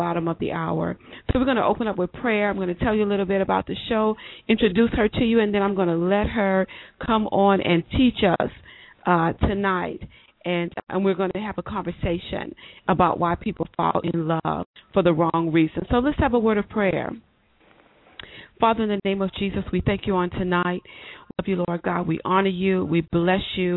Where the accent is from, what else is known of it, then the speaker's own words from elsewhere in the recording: Baton Rouge, Louisiana, United States; I'm from Baton Rouge, Louisiana